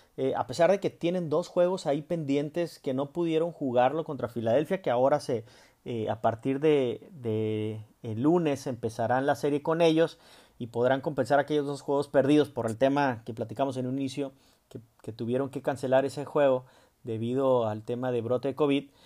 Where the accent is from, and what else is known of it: Mexico